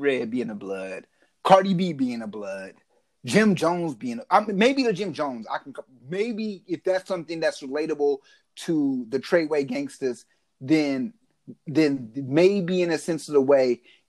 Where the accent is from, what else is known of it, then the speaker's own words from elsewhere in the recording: Mexico; born there; Well, I was born in Mexico.